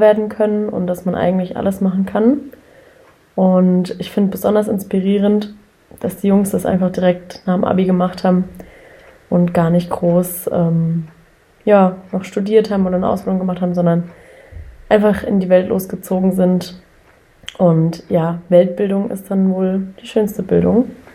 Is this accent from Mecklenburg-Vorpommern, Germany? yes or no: no; Karlsruhe, Baden-Württemberg, Germany; ich komme aus Karlsruhe